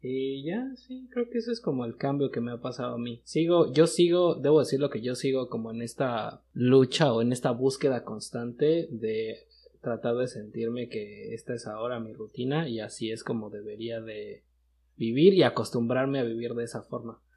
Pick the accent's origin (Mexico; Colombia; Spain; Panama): Mexico; moved away as an adult; now in United States; nosotros que somos de México